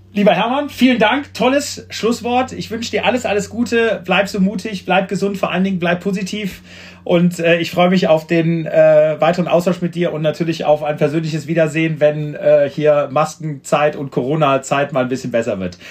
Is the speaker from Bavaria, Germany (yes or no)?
no; Düren, North Rhine-Westphalia, Germany; Ich komme aus Düren, also die Eifel war sozusagen, das ist ja das Tor zur Eifel